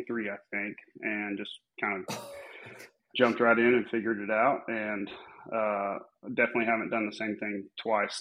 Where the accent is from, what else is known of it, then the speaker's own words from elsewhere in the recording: Amarillo, Texas, United States; Born and raised, never left